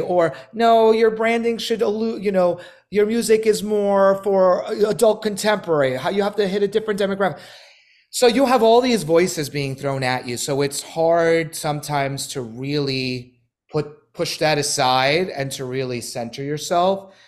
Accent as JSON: {"language": "English", "town": "New York City", "region": "New York", "country": "United States", "tie": "born or raised there", "moved": "as an adult", "lives_now": "Los Angeles, United States", "said": "I'm from Brooklyn, New York, born and raised in Bay Ridge"}